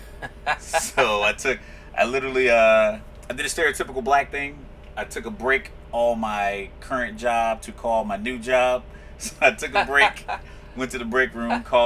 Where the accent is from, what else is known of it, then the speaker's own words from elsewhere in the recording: Virginia, United States; I am from the great state of Virginia, also known as the Old Dominion